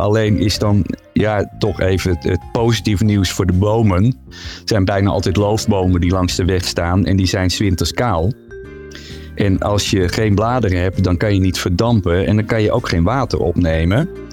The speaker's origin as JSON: {"language": "Dutch", "region": "Zeeland", "country": "Netherlands", "tie": "born or raised there", "moved": "yes", "lives_now": "Utrecht, Netherlands", "said": "ik woon zelf in Utrecht, maar ik ben opgegroeid in Zeeland"}